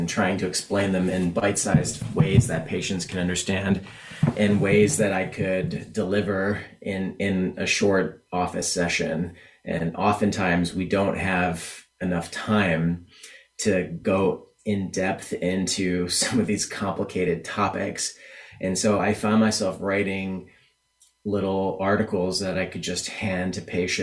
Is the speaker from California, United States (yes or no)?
yes; California, United States; moved away as an adult; also born or lived in Ireland / Tennessee / New York City; I'm originally from California and always wanted to come back home and be closer to family